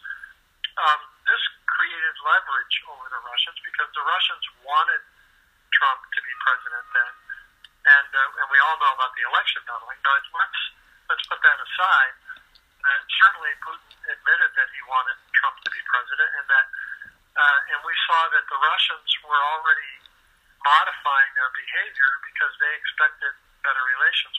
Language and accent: English; Midwest, United States; I grew up in the Midwest.